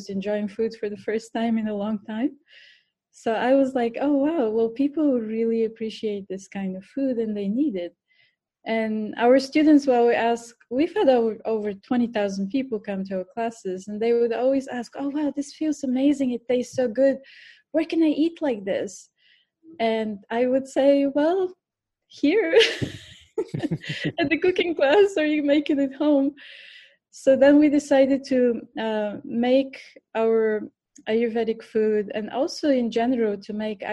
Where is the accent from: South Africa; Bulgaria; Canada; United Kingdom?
Bulgaria; English is a second language; moved away as an adult; also born or lived in India; now in New York, United States; I was born in Bulgaria, so this is my accent. Mm-hmm. I grew up in Bulgaria for the first 25 years of my life